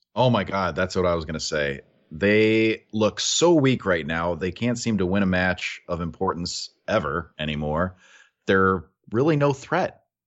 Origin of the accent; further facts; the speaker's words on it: United States; we're from America